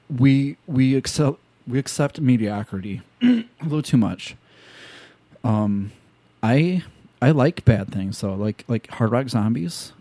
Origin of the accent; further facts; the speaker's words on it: Illinois, United States; because I'm from Illinois